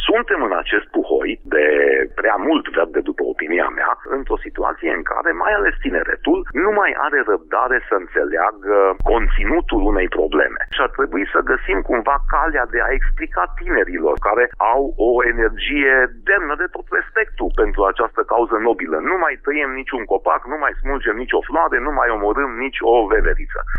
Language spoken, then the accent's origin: Romanian; Hunedoara, Hunedoara County, Romania; Eu m-am născut și trăiesc în Hunedoara